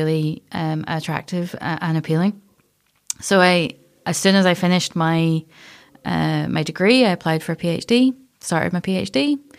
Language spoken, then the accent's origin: English; Castlerock, Northern Ireland, United Kingdom; so I'm from Castle Rock. So we would be at the beach every couple of days, and I'd be poking about in rock pools